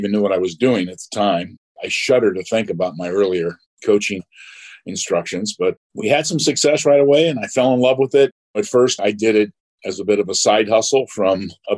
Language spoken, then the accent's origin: English; Huntington Beach, California, United States; I grew up in Huntington Beach, California